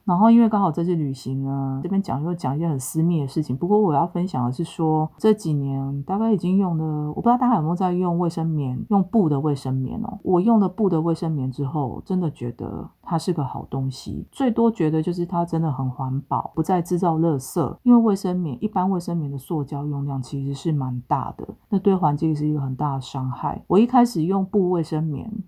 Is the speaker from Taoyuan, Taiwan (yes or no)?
no; Taipei, Taiwan; 我就在台北长大